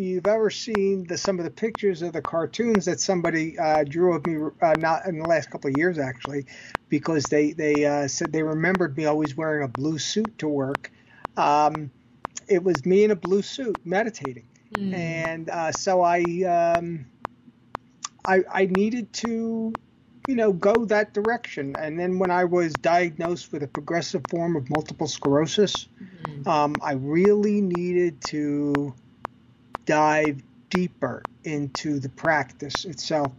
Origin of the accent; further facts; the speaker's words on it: New York City, New York, United States; I'm a New Yorker